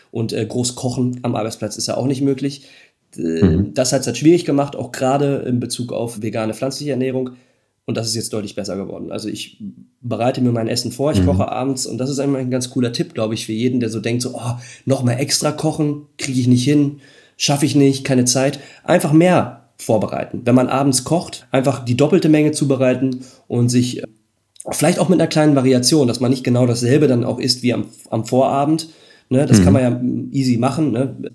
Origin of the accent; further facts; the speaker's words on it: Netherlands; now in Germany; ich muss sagen, ich komme aus Holland, jetzt nicht die Fahrradhochburg hier, so wie dann vielleicht eine andere Stadt Münster in der Nähe von Holland.